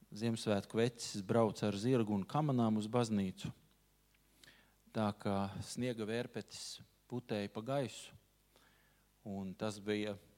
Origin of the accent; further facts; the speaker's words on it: Riga, Latvia; esmu dzimis, audzis rīznieks.